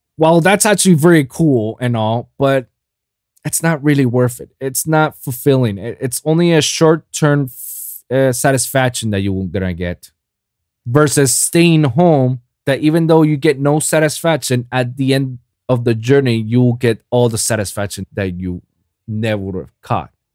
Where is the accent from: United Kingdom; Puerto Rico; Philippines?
Puerto Rico; in Puerto Rico, in my hometown